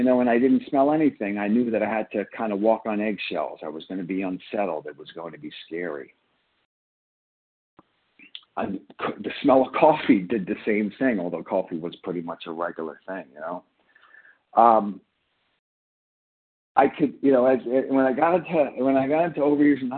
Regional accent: Long Island, New York, United States; I grew up in Long Island, and, you know, I grew up in a blue collar neighborhood

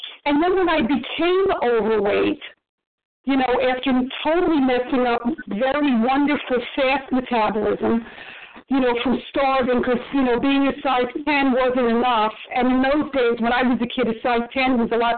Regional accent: New York City, New York, United States; You know, I grew up in New York City

